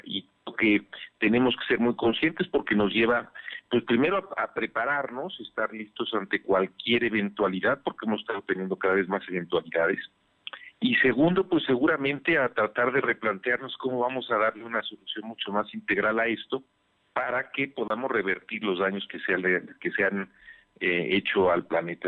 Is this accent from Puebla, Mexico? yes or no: yes; Puebla, Mexico; como poblanos, como mexicanos